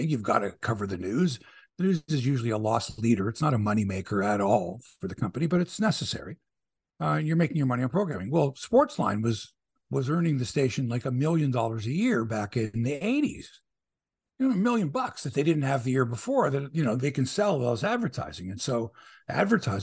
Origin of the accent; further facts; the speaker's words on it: Toronto, Ontario, Canada; we're from Toronto.